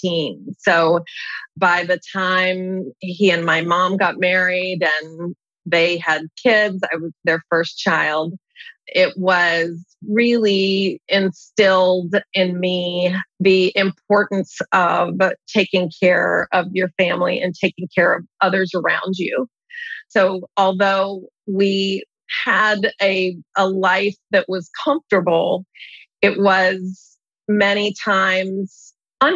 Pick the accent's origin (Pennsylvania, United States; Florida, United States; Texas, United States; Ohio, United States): Pennsylvania, United States; Pittsburgh; I was born and raised in Pittsburgh, Pennsylvania